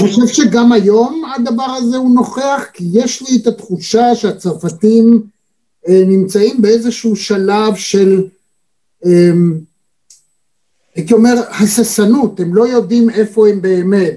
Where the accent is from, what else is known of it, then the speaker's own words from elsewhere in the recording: Israel; אני כישראלי